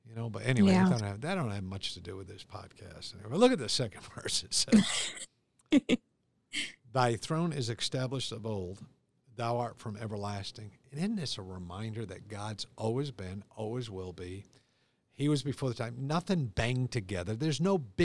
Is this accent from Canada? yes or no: no; United States; seven lakes in my hometown of Ballantyne